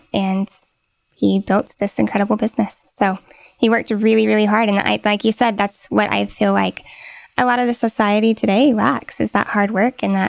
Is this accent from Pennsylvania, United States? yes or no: no; Wimberley, Texas, United States; I grew up in Wimberley, Texas.